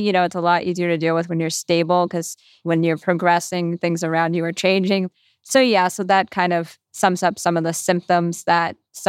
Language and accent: English; Massachusetts, United States; I'm 29. I'm from the Boston suburbs, and I've been in the rare disease community my whole life